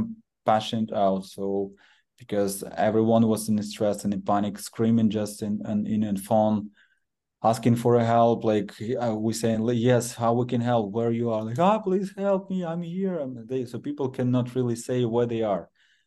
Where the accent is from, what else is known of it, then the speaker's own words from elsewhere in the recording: Kharkiv, Kharkiv Oblast, Ukraine; originally I'm from Kharkiv